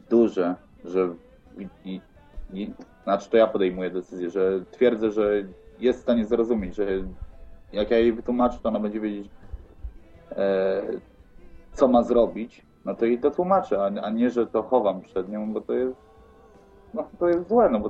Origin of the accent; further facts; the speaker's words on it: Opole, Opole Voivodeship, Poland; moved away; A że jestem z Opola, to właśnie się pytam.